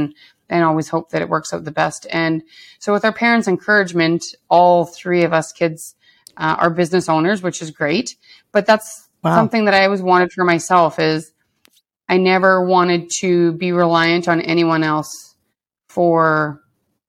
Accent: Lac La Biche, Alberta, Canada; moved away as an adult; also born or lived in Edmonton; from growing up in a smaller town

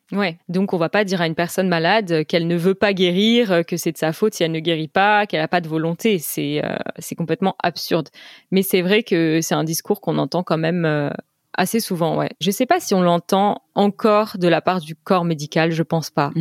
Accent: United States; French is a second language; je suis américaine

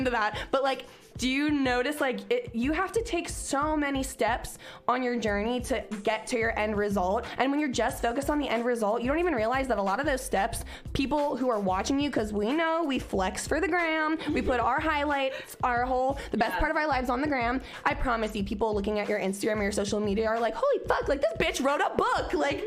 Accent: Cincinnati, Ohio, United States; moved away; I was from Cincinnati.

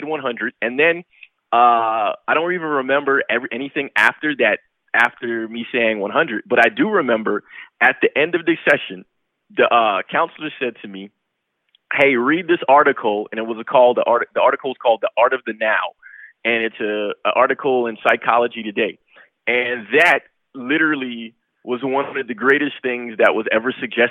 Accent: New York, United States; I'm from New York

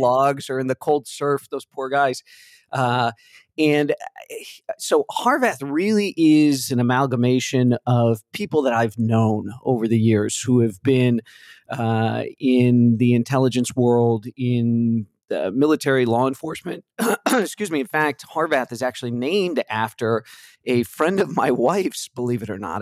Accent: Chicago, Illinois, United States; I'm a Chicago guy, grew up in the Midwest.

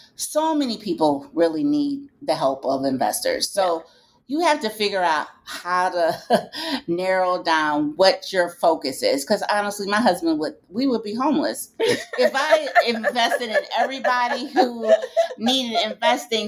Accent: Detroit, Michigan, United States; I'm from Detroit, Michigan

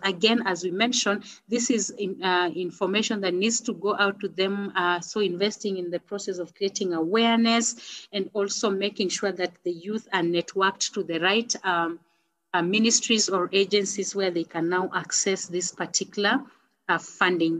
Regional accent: Kenya; I am a Kenyan. Uh, I live in Nairobi

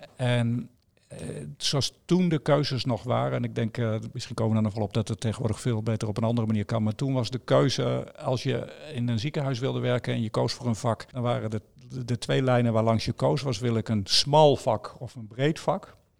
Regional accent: Netherlands; ik kom van de Netherlands

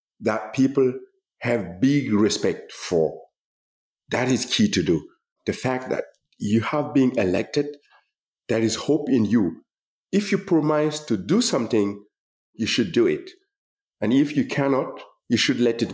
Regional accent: Gando, Centre-Est, Burkina Faso; moved away as an adult; I'm the young man coming from Gando. I'm not from Berlin, from Brandenburg or from Paris.

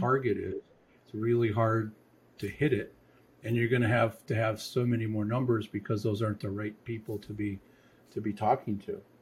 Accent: Michigan, United States; moved away; I'm from Michigan

